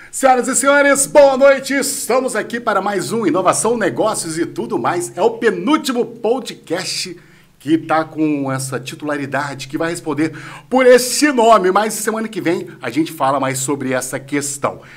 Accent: Natividade, Brazil; Eu não nasci lá em Natividade, né? Mas eu fui pequeno para a Natividade

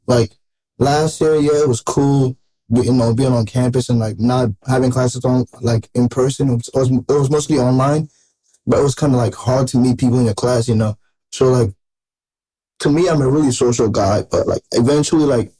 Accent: Ghana; now in United States; I'm originally from Ghana. I came here in 2012

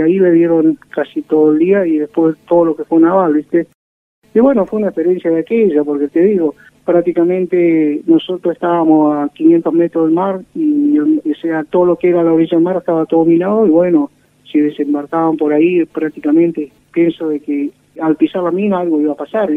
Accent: Sarmiento, Chubut, Argentina; Soy nacido acá en Sarmiento, Chubut, que queda a 120 kilómetros de Comodoro Rivadavia. Y bueno, me quedé acá en Sarmiento

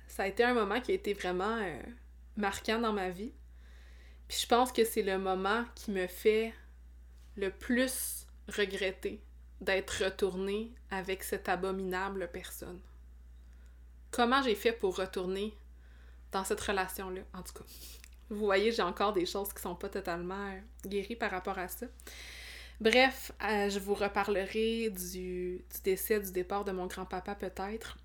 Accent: Abitibi, Quebec, Canada; moved away as an adult; also born or lived in Montreal area; ma ville natale

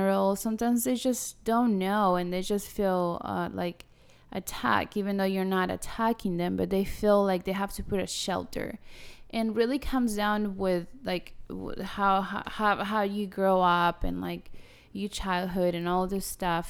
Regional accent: Argentina; now in Houston, United States; I love being an Argentinian

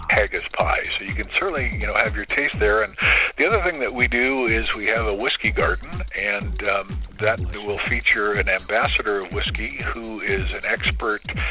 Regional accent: Bellingham, Washington, United States; also born or lived in St. Paul, Minnesota / Mount Vernon; I grew up in Bellingham

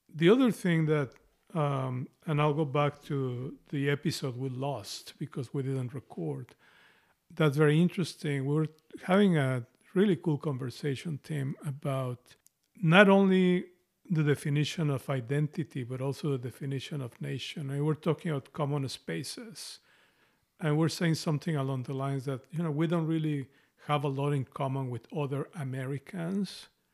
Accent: Mexico; accent: Spanish Mexican; English is a second language; moved away as an adult; now in United States; I have an accent, a strong, a Spanish Mexican accent, and I've lived in this place

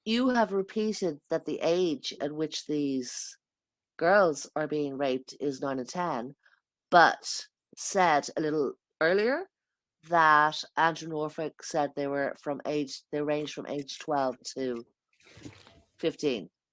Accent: Ireland; I'm an Irish person

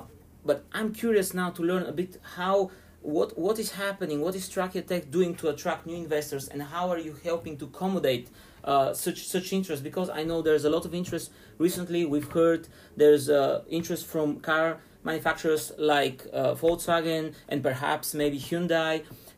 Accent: Sofia, Sofia City, Bulgaria; I'm from Sofia, born and raised

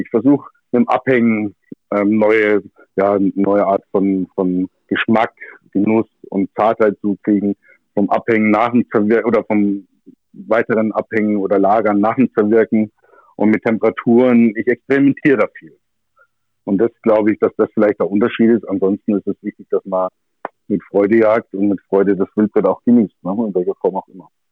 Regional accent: Germany; bei uns in Deutschland

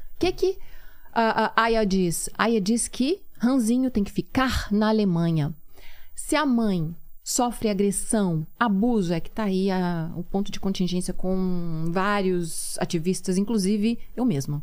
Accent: Minas Gerais, Brazil; moved away as an adult; now in Turkey; eu sou mineira, eu falo arredar

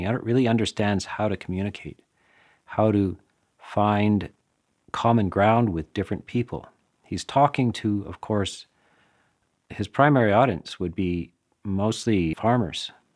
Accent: Canada; I'm from Canada

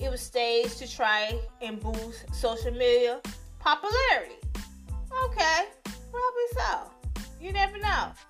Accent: Chicago, Illinois, United States; now, if you don't know, I'm from Chicago, right? I live in Chicago as well.

